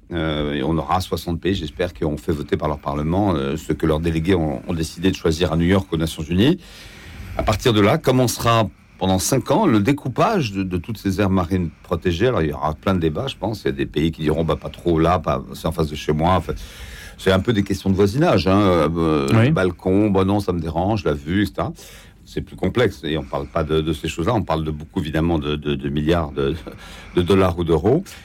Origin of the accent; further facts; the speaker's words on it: France; on est français